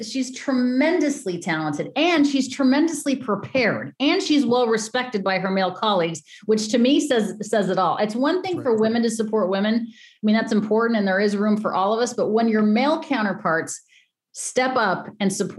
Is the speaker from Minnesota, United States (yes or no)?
no; Denver, Colorado, United States; moved away; back in Denver, which is my hometown